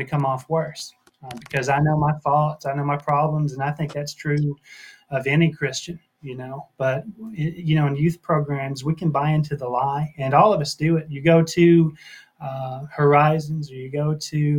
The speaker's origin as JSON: {"language": "English", "region": "Tennessee", "country": "United States", "tie": "born or raised there", "also_born_or_lived": "McMinnville", "said": "born and raised in Tennessee"}